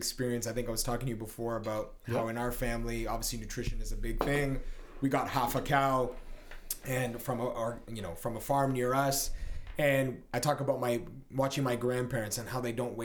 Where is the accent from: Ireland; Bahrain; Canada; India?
Canada; My parents were both born here. And of course, I was born here. But I was raised more on the Italian side